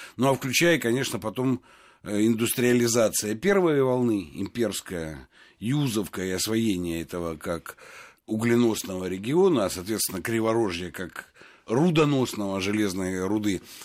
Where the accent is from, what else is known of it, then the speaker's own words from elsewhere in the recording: Donbas, Donetsk Oblast, Ukraine; Я вырос на Донбассе